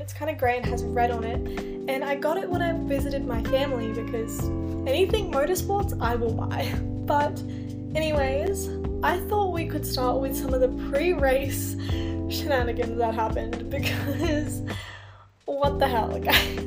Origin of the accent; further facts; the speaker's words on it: Australia; as an Australian